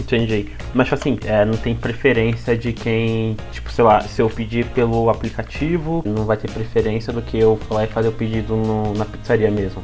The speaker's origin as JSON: {"language": "Portuguese", "country": "Brazil", "said": "Aqui é no Brasil"}